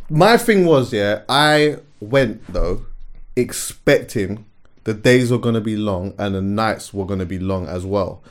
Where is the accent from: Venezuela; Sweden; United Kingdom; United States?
United Kingdom; London; also born or lived in Jamaica (parents); I've been going to the Notting Hill Carnival since I was like five years old